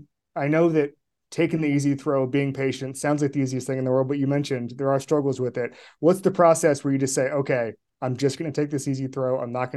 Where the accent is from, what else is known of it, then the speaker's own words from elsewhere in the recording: Orlando, Florida, United States; growing up in Orlando.